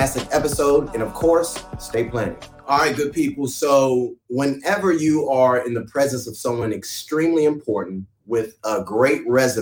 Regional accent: Florida, United States; now in Birmingham, United States; So with me being from Florida, y'all know I'm Jamaican by blood. And as I've been in Birmingham

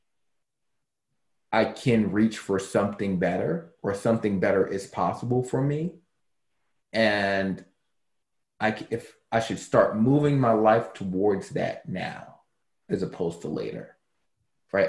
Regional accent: Baltimore, Maryland, United States; I grew up in Baltimore City.

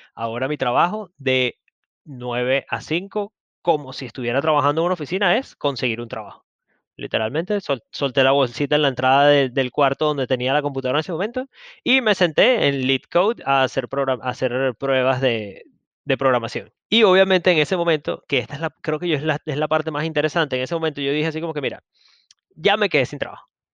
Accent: Venezuela; yo soy de Venezuela

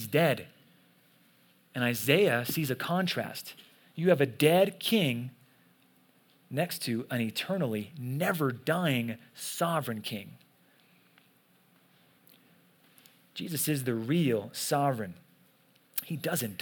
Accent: United States; as American Christians

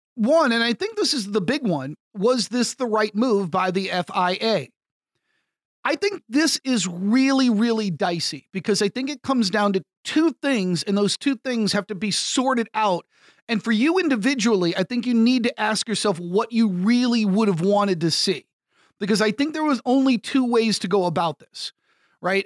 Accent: United States; my home country of the United States

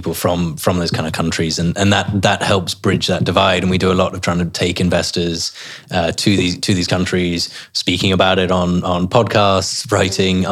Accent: Herefordshire, West Midlands, United Kingdom; moved away; I grew up in Herefordshire, so a long way away from the Middle East

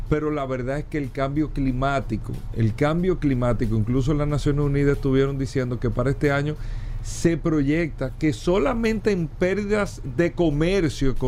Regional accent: Dominican Republic; esto está afectando directamente a nosotros como República Dominicana.

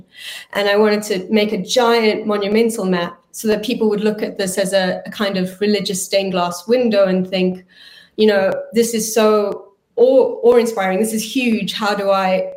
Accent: South Africa; also born or lived in Hiroshima; now in London, United Kingdom; I'm a South African Belgian artist

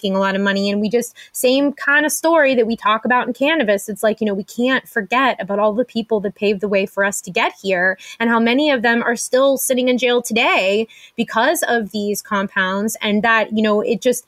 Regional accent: Pittsburgh, Pennsylvania, United States; my hometown of Pittsburgh, Pennsylvania

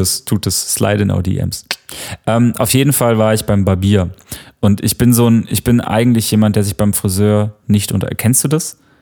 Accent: near Tübingen, Baden-Württemberg, Germany; now in Berlin, Germany; ich komme aus der Nähe von Tübingen was so eine Universitätsstadt ist, die in der Nähe von Stuttgart liegt.

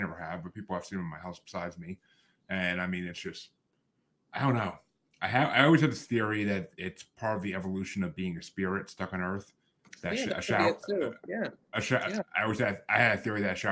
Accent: Massachusetts, United States; I'm actually from Massachusetts. What you see behind me is Massachusetts

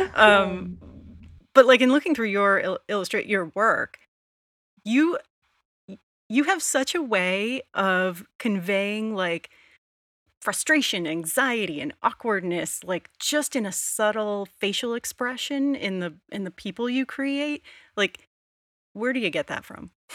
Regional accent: Rhode Island, United States; I'm from Rhode Island.

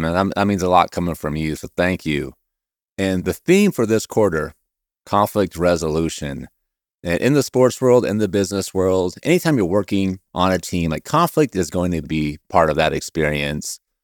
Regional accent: Oregon, United States; I'm from Oregon, huge Blazer fan

